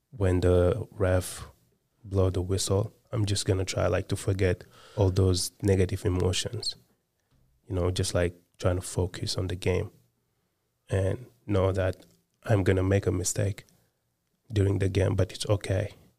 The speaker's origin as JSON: {"language": "English", "country": "Senegal", "tie": "born or raised there", "moved": "yes", "said": "I was born and raised in Senegal"}